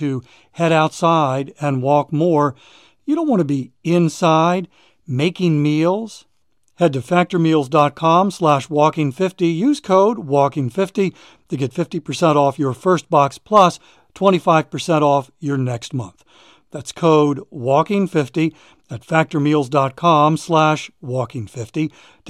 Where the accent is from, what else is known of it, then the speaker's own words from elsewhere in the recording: Maryland, United States; moved away as an adult; now in South Carolina, United States; we moved from Maryland to South Carolina about a year ago. I've lived in Maryland my entire life